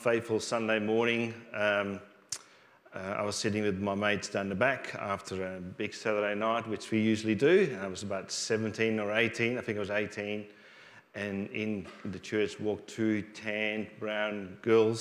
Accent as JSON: {"language": "English", "country": "Netherlands", "tie": "born or raised there", "moved": "yes", "lives_now": "Australia", "said": "I grew up in Holland"}